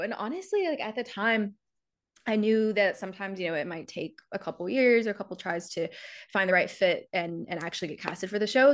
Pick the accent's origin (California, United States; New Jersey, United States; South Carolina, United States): South Carolina, United States; moved away as an adult; now in New York, United States; I'm from South Carolina originally. Grew up there, went to school there.